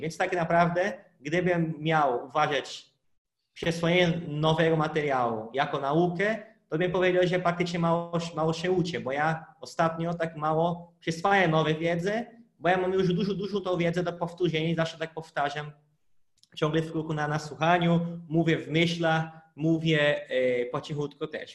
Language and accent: Polish; Brazil; first language Portuguese; Polish is a second language; now in Poland; jestem z Brazylii